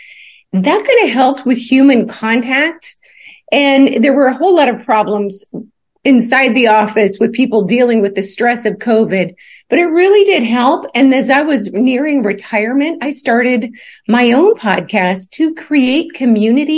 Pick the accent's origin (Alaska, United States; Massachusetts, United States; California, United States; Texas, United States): Alaska, United States; also born or lived in Kentucky; now in Chattanooga, United States; my mom took a few of her kids and left the rest and headed off for Alaska. And so I had my name changed and grew up in Alaska